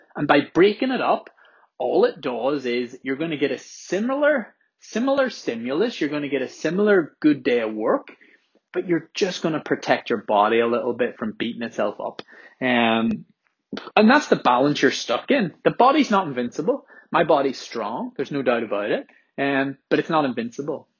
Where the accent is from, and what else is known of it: Belfast, Northern Ireland, United Kingdom